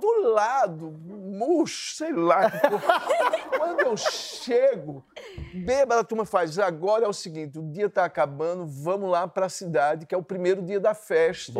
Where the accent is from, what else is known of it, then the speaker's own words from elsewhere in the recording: Belo Jardim, Pernambuco, Brazil; moved away; also born or lived in Paris; Belo Jardim, que é a minha cidade